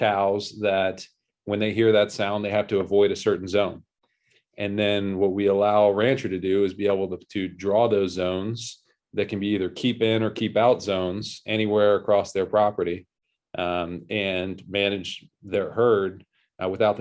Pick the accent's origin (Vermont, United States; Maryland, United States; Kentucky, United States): Maryland, United States; Annapolis; moved away as an adult; also born or lived in New York; I grew up in Annapolis, Maryland.